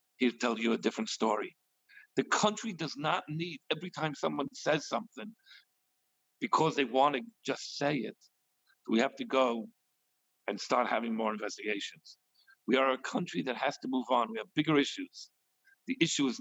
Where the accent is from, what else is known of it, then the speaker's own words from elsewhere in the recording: New York City, New York, United States; now in Bel Air, United States; I'm from Brooklyn